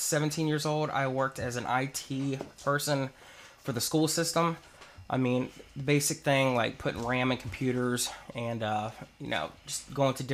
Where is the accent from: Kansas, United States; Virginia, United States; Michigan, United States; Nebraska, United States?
Virginia, United States; Chesapeake; I am originally from Chesapeake, Virginia.